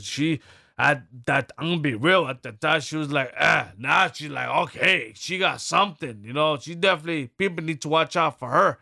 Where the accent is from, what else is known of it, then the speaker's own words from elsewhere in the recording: New York City, New York, United States; I'm from Brooklyn, New York City, from the poor